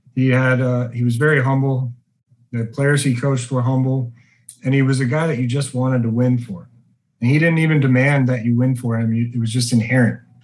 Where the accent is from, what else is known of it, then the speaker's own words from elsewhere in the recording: Gillette, Wyoming, United States; moved away as an adult; also born or lived in Colorado; growing up in Wyoming is great. Small town, everyone knows everyone, and sports is king there